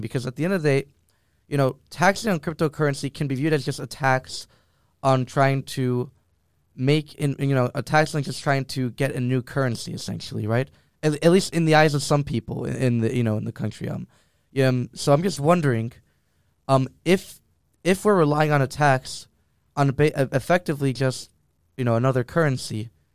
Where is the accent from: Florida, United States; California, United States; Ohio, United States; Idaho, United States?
Florida, United States; Miami; moved away; my hometown of Miami